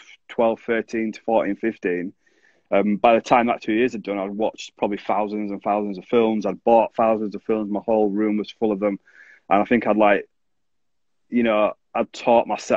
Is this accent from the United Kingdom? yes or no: yes; Bradford, Yorkshire and the Humber, United Kingdom; when I grew up in Bradford